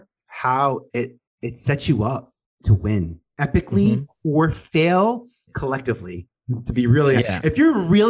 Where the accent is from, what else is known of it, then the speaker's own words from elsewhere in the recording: New York City, New York, United States; I was a boy from Staten Island